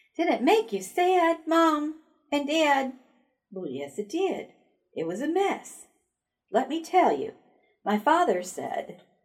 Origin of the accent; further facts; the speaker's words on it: Buffalo, New York, United States; now in Texas, United States; I'm originally from Buffalo, New York